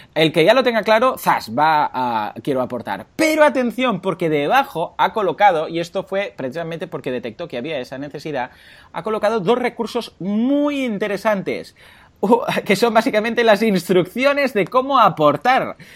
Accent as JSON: {"language": "Spanish", "town": "Mataró", "region": "Catalonia", "country": "Spain", "said": "soy de Mataró"}